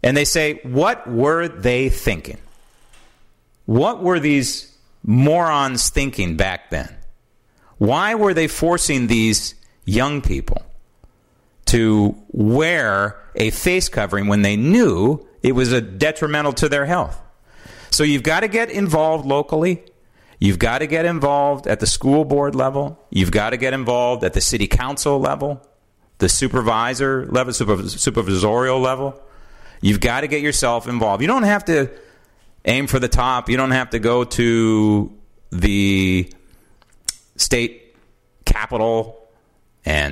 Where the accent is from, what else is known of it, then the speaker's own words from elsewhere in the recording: San Francisco, California, United States; born and raised in San Francisco